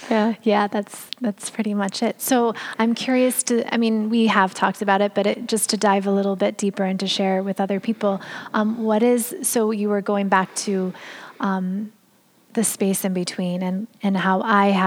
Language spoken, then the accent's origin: English; California, United States; also born or lived in Brooklyn, New York; now in New York, United States; I am originally from California